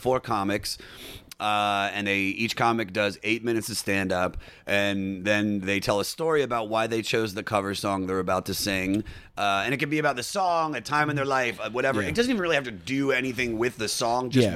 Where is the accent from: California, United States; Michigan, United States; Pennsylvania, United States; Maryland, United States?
Maryland, United States; Baltimore; I grew up in Baltimore, and I grew up in a music family